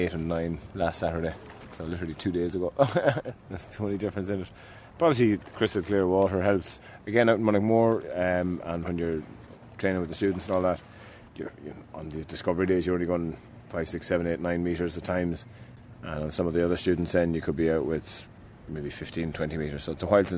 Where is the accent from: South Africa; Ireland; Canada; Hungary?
Ireland; In Ireland we say Giagwich